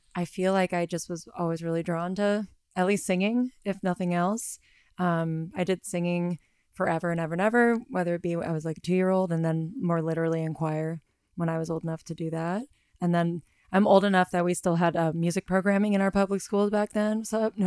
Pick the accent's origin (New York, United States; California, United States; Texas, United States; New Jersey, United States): California, United States; Southern; I am from Southern California